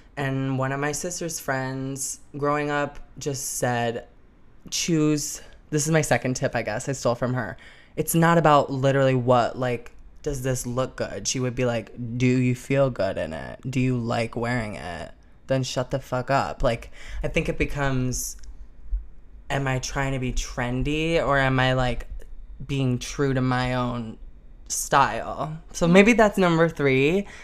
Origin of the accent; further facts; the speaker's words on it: Arlington Heights, Illinois, United States; moved away as an adult; I was born and raised in Arlington Heights, Illinois. I wasn't born there, but from a suburb in Chicago